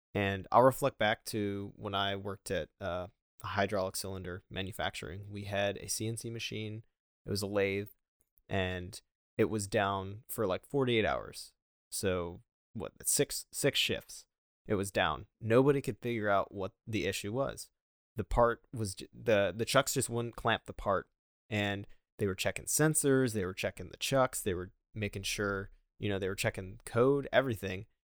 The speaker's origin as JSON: {"language": "English", "town": "Buffalo", "region": "New York", "country": "United States", "moved": "yes", "said": "I am from Buffalo"}